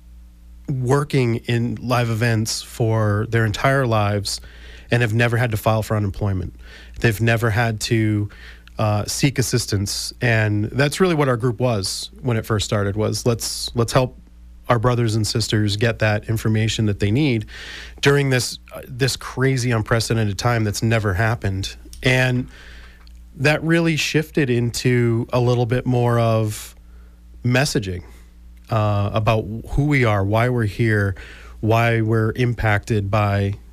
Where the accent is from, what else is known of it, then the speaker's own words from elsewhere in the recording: South Shore, Massachusetts, United States; I grew up on the South Shore and went to South Shore Vocational Technical High School